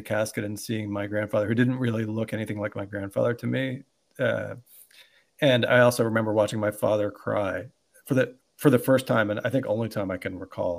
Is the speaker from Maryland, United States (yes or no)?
yes; Baltimore, Maryland, United States; moved away as an adult; now in San Francisco, United States; I grew up in Baltimore